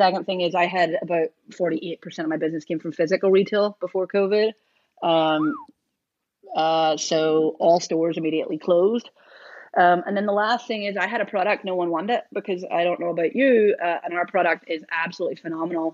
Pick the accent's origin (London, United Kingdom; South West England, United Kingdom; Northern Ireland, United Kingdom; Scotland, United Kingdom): Northern Ireland, United Kingdom; now in Portland, United States; I'm from Northern Ireland